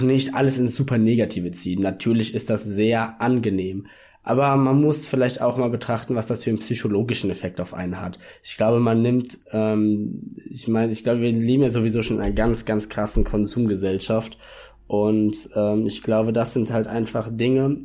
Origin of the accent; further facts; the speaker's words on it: Germany; Deutscher zu sein